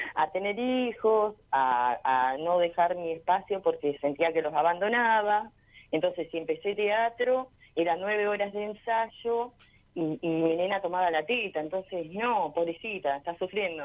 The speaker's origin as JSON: {"language": "Spanish", "town": "General Roca", "region": "Río Negro", "country": "Argentina", "said": "yo soy del Valle de General Roca, Río Negro."}